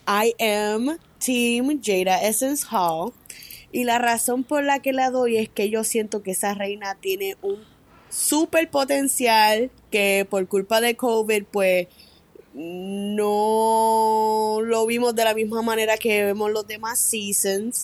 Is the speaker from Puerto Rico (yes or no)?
yes; San Juan, Puerto Rico; now in Florida, United States; soy de San Juan, Puerto Rico, pero vivo en Florida.